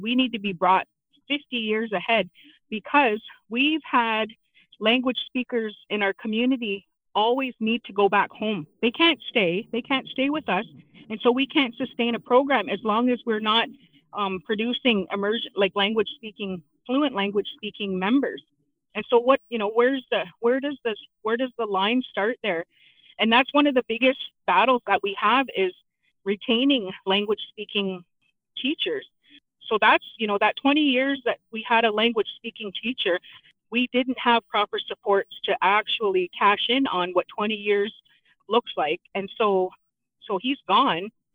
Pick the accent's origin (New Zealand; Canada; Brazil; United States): Canada; London, Ontario; also born or lived in Chippewa of the Thames First Nation, Ontario; I am from Chippewa, the Thames, and I I was uh, I grew up in London in the city